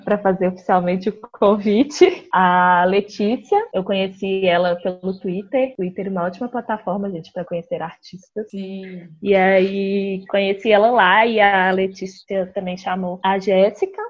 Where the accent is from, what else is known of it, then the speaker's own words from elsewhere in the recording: Belo Horizonte, Minas Gerais, Brazil; sou de Belo Horizonte